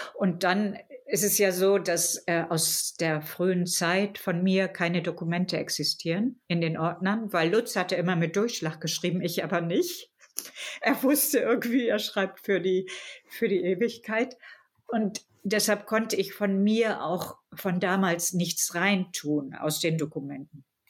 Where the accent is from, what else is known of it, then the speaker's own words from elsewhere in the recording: Germany; als Deutsche